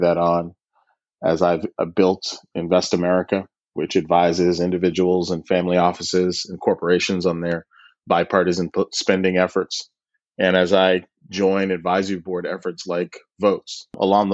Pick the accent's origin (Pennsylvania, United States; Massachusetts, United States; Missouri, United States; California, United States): Massachusetts, United States; Boston; also born or lived in Washington, D.C.; I grew up in Boston and in Washington, D.C.